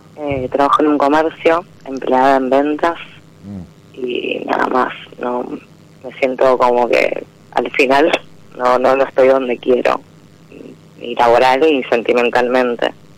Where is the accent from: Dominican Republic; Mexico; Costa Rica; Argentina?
Argentina; Rosario, Santa Fe; De Rosario